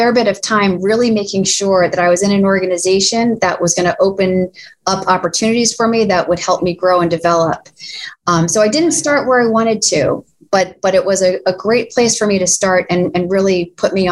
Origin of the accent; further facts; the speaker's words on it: New Jersey, United States; moved away as an adult; also born or lived in Boston; I'm a girl from New Jersey